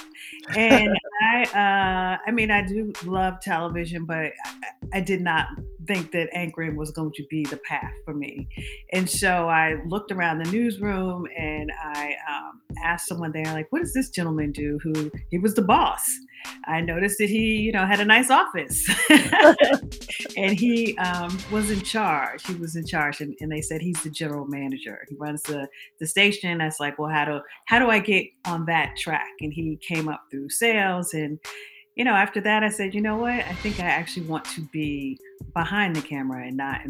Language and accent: English; New Jersey, United States; as a little girl growing up in New Jersey